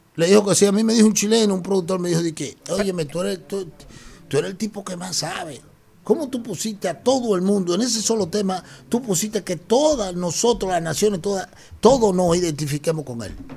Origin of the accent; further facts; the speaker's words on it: Dominican Republic; nosotros aquí somos dique dominicanos